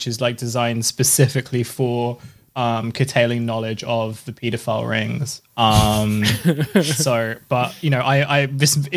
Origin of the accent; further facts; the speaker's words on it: United Kingdom; also born or lived in Vancouver, Canada; I moved to the UK when I was very young.